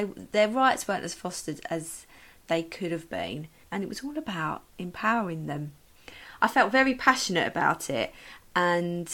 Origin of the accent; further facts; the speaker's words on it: Medway, South East England, United Kingdom; also born or lived in London; I am from Kent, Medway. Lived in Medway most of my life, apart from a short stint of a few years in London when I went to university at Brunel